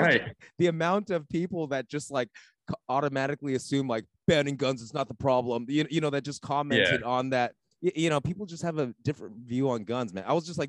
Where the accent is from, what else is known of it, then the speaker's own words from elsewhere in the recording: California, United States; I grew up in California.